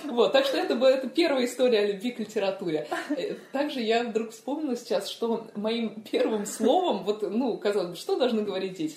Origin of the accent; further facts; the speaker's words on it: Moscow, Russia; Да, я родилась в Москве. Э, я э, родилась в таком одном из э, старых районов Москвы